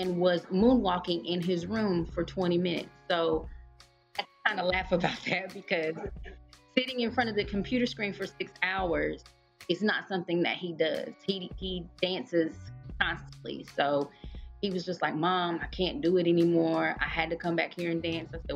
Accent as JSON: {"language": "English", "region": "Tennessee", "country": "United States", "tie": "born or raised there", "moved": "as an adult", "lives_now": "Georgia, United States", "said": "I am actually born and raised in Tennessee. I've lived in Georgia for 12 years"}